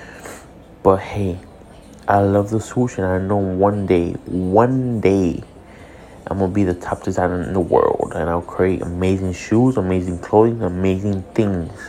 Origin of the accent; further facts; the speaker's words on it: Hialeah, Florida, United States; I'm a kid from Hialeah